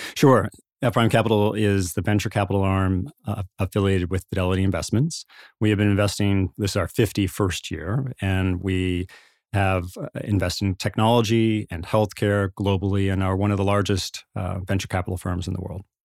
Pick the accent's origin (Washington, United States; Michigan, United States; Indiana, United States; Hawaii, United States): Indiana, United States; I was born in Indiana, grew up in the Midwest.